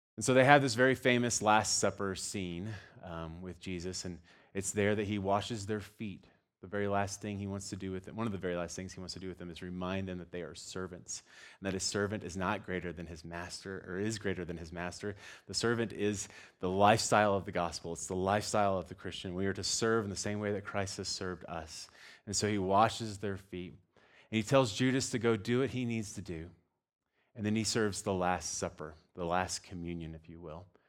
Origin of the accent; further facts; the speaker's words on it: Texas, United States; moved away; I'm from Texas